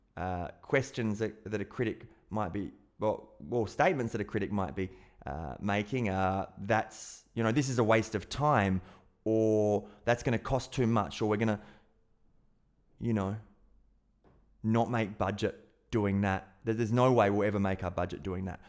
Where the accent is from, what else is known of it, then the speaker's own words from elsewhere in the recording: South Australia, Australia; being an Aussie and growing up in South Australia